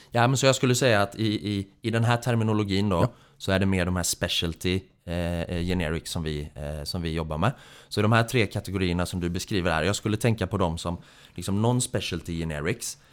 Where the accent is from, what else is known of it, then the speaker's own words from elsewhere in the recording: Gothenburg, Västra Götaland, Sweden; moved away; utbildningsmässigt så är jag civilingenjör i teknisk fysik från Chalmers nere i Göteborg, där jag också kommer från